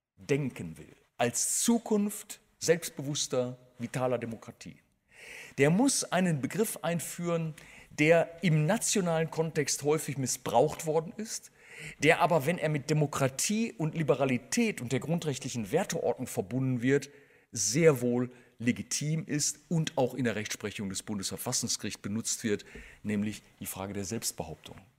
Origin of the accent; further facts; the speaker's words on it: Germany; also born or lived in Bonn; als Deutscher